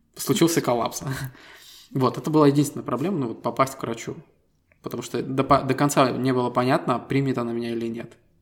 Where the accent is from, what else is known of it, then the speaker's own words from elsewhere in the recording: Estonia; Мы ребята из Эстонии